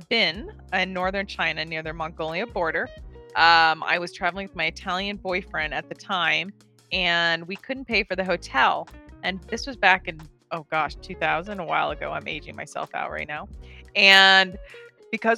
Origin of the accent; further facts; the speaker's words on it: Bahamas; moved away; I grew up in the Bahamas, was kind of home base.